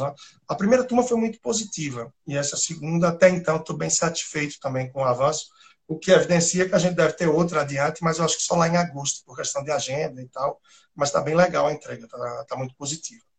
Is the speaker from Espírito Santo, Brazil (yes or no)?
no; Recife, Pernambuco, Brazil; moved away as an adult; also born or lived in Timor-Leste / Australia / Angola; daqui de Recife, o sotaque não nega tanta coisa